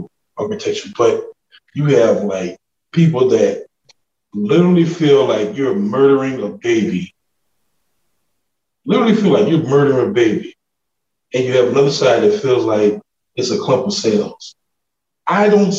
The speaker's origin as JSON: {"language": "English", "town": "New Orleans", "region": "Louisiana", "country": "United States", "said": "I'm a Louisianian. From New Orleans"}